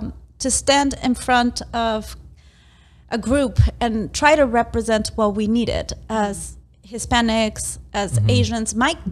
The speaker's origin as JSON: {"language": "English", "town": "Las Vegas", "region": "Nevada", "country": "United States", "second_language": "English", "said": "So when people tell me where I'm from, I'm from Las Vegas. I've spent most of my life here."}